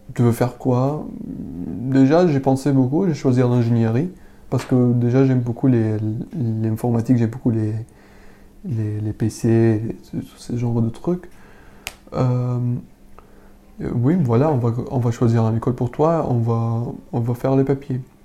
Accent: Syria; French is a second language; moved away as an adult; now in Paris, France; quand j'ai quitté Syrie, j'avais 18 ans

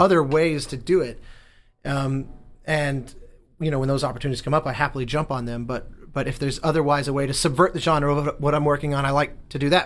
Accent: Denver, Colorado, United States; moved away as an adult; growing up in Denver, you know, when I go home

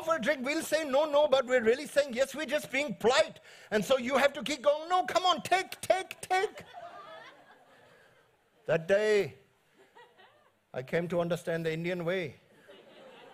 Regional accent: New Zealand; I'm from New Zealand

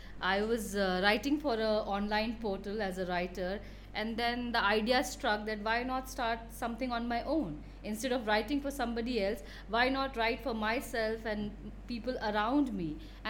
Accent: Patna, Bihar, India; moved away as an adult; also born or lived in Pennsylvania, United States; So I'm basically from Patna. I did my basic education from there.

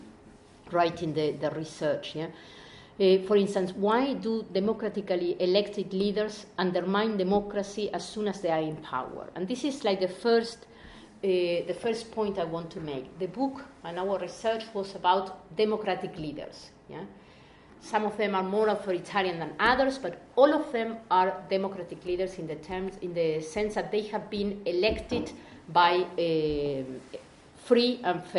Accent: Argentina; we are both from Argentina

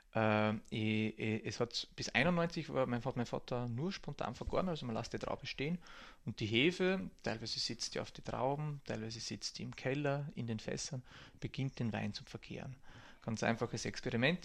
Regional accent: Burgenland, Austria; moved away as an adult; also born or lived in Hungary; als Burgenländer an der Grenze aufgewachsen

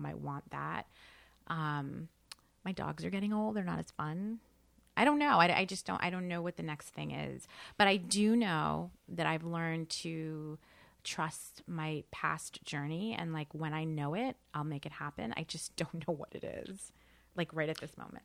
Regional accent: New York, United States; also born or lived in New Jersey; I grew up in New York, you know, coming into the city

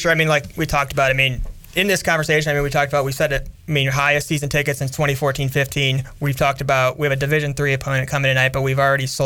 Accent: Cleveland, Ohio, United States

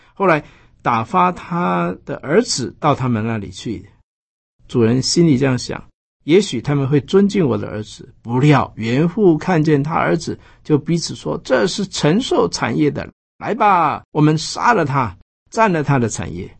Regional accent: Taiwan; 我们台湾人做礼拜

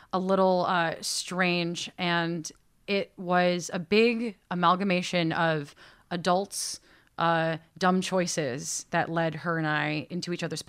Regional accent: Connecticut, United States; moved away as an adult; now in Boston, United States; I grew up in the American Northeast. Okay. I am from Connecticut.

